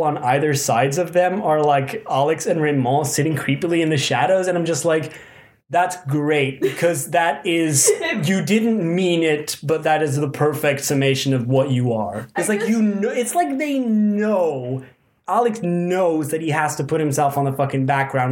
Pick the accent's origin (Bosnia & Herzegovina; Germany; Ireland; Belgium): Belgium; We're from Belgium